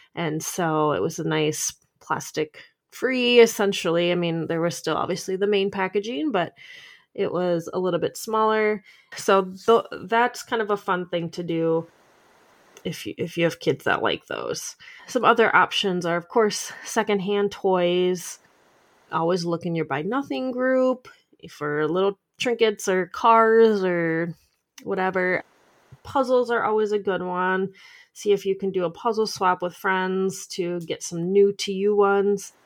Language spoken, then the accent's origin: English; Minnesota, United States; I'm from Minnesota.